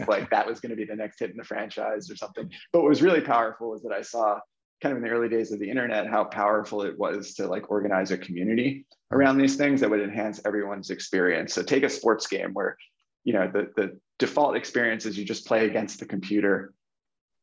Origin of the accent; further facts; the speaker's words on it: New Jersey, United States; I grew up in New Jersey, outside New York City, in America